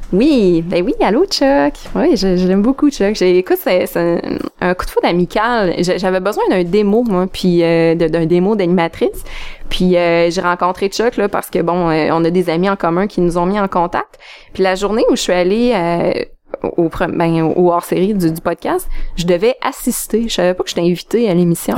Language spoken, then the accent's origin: French; Abitibi, Quebec, Canada; moved away as an adult; also born or lived in Montreal; je viens de l'Abitibi